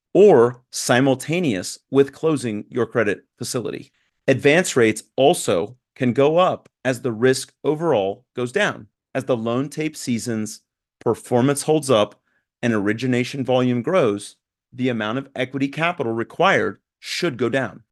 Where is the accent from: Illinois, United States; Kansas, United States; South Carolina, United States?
Kansas, United States; Newton; moved away as an adult; also born or lived in Italy; now in Atlanta, United States; I grew up in Newton, Kansas